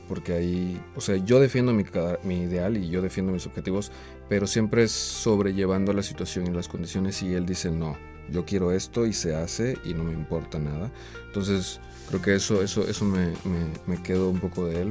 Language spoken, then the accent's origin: Spanish; Oaxaca, Mexico; el contexto donde yo crecí, en Oaxaca